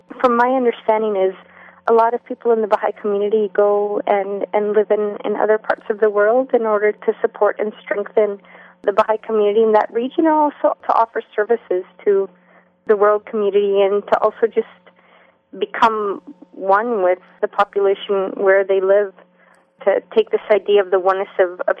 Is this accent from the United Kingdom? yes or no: no; Honduras; I grew up in Honduras. My family moved down there when I was 9 months old. The first 6 years we lived in the capital.